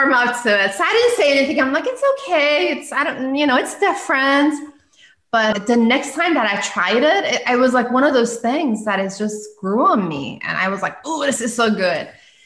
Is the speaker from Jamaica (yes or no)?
no; Iran; moved away as an adult; now in United States; I'm originally from Iran. So we don't have sushi there. And I had just moved to US.